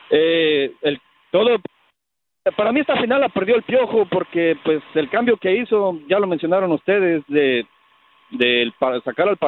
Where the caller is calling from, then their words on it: Austin, Texas, United States; Buenos días, Rafa. … de Austin, Texas.